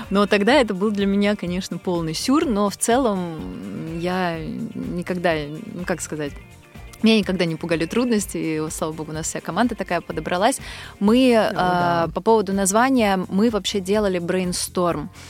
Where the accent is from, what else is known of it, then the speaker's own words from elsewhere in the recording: Moscow, Russia; also born or lived in Ulan-Ude / Kamchatka; я родилась на Байкале, а, в Улан-Удэ. Я там только родилась, не жила там никогда. А, большую часть своего детства я провела на Камчатке. У меня папа военный. И лет с трех я постоянно живу в Москве